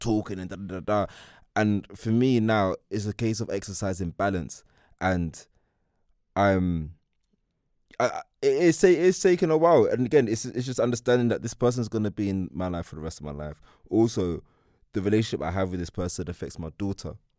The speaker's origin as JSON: {"language": "English", "region": "London", "country": "United Kingdom", "said": "I'm from East London"}